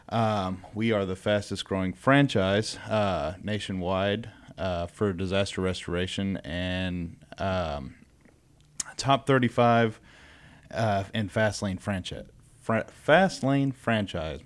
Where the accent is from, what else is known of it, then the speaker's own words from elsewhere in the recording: Beaumont, Texas, United States; I am from the Southeast Texas area